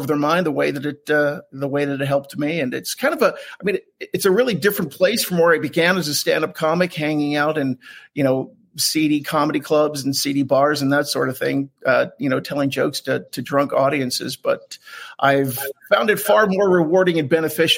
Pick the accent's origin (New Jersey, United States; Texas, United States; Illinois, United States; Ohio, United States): New Jersey, United States; Southern; now in Salt Lake City, United States; I grew up in Southern New Jersey, but I'm in Salt Lake City now